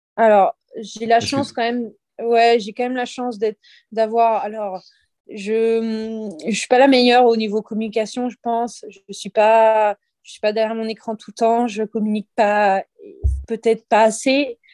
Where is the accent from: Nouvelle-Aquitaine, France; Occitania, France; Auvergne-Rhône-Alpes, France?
Nouvelle-Aquitaine, France; Libourne; moi, je suis de Bordeaux, de base, euh, Bordeaux, de Libourne, plus précisément